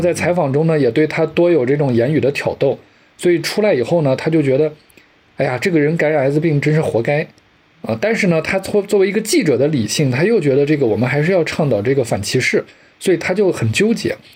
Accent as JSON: {"language": "Chinese", "town": "Lanzhou", "region": "Gansu", "country": "China", "tie": "born or raised there", "also_born_or_lived": "Qingdao", "moved": "as an adult", "said": "我跟刘老师都是在兰州出生的"}